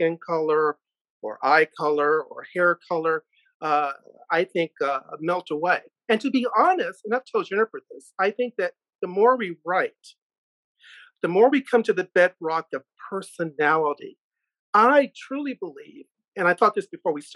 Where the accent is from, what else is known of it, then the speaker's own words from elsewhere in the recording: Richmond, Virginia, United States; I was born in Richmond, Virginia